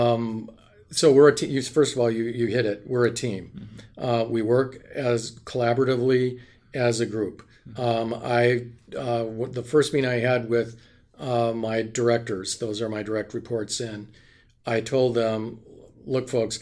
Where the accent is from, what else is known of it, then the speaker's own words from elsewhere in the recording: Wisconsin, United States; I'm from Wisconsin